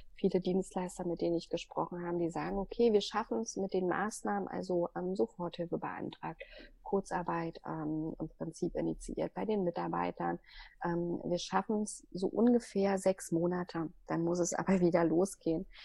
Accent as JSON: {"language": "German", "region": "Berlin", "country": "Germany", "said": "in Berlin, also ich komme ja aus Berlin"}